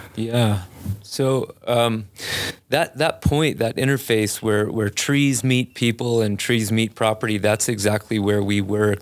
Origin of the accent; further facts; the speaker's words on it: Biloxi, Mississippi, United States; moved away as an adult; also born or lived in Colorado; I grew up in Biloxi, Mississippi.